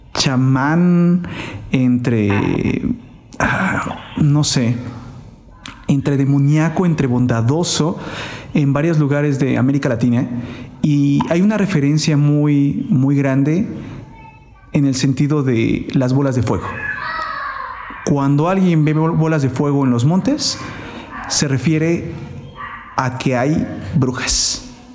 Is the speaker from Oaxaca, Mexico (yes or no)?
yes; Oaxaca, Mexico; Somos de la misma ciudad